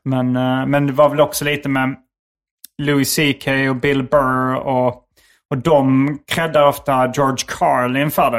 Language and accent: Swedish; Skåne, Sweden; accent: Scanian (skånska); moved away; min skånska